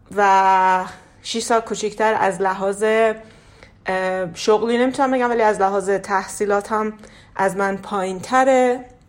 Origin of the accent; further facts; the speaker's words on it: Iran; توی فرهنگ ایرانی بزرگ شدم